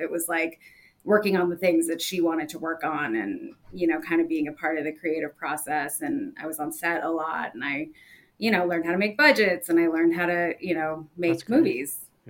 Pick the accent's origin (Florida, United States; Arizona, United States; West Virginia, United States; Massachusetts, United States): Massachusetts, United States; moved away as an adult; also born or lived in New York; So I'm from Massachusetts and my parents are Indian immigrants